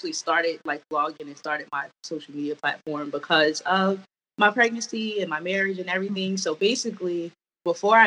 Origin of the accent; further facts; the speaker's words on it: New Jersey, United States; now in DMV area, United States; We are from Jersey, living in the DMV area currently.